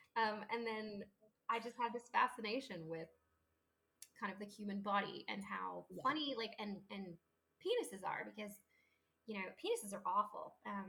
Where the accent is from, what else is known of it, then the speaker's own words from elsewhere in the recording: Paris, Île-de-France, France; I grew up in, Paris and, a bunch of other places